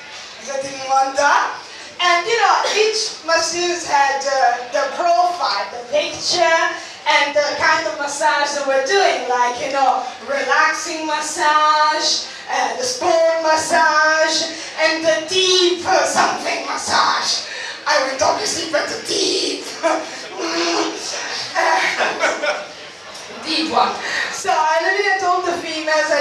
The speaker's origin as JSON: {"language": "English", "country": "Italy", "accent": "Italian", "second_language": "English", "moved": "yes", "said": "I'm also Italian."}